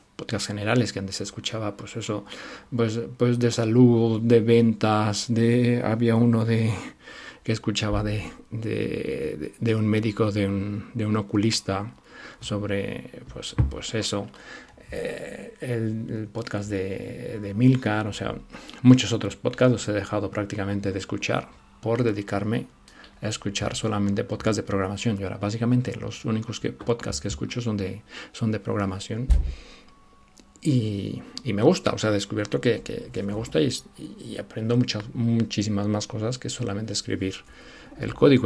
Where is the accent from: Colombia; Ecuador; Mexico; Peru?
Mexico; now in Spain; Yo soy mexicano.